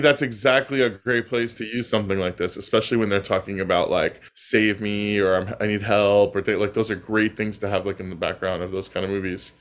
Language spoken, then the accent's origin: English; New York, United States; the Italian neighborhood I grew up in now is all Russian and Chinese